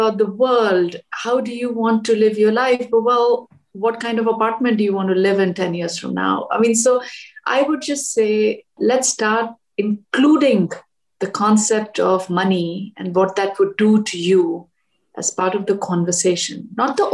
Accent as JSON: {"language": "English", "region": "Delhi", "country": "India", "tie": "born or raised there", "also_born_or_lived": "Washington, D.C.", "moved": "as an adult", "lives_now": "United States", "said": "I grew up in Delhi and it was in the mid 80s"}